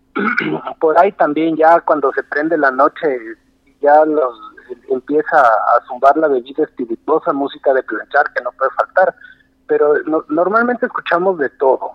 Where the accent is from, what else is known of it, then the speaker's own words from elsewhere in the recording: Loja, Ecuador; also born or lived in Quito, Ecuador; now in Guayaquil, Ecuador; yo soy un lojano de nacimiento